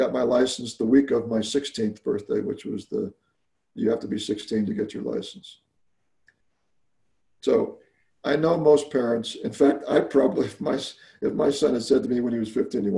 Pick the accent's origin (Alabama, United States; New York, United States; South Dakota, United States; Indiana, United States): Alabama, United States; moved away; I actually grew up in Alabama of all places.